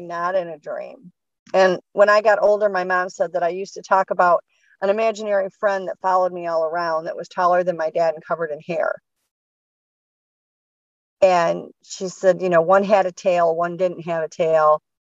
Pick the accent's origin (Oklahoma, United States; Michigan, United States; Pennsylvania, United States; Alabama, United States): Michigan, United States; Was born and raised in Michigan